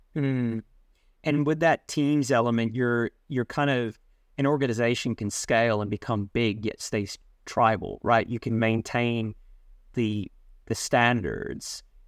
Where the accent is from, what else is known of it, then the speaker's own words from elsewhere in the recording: Sydney, New South Wales, Australia; I was born in Australia. We were in the western suburbs.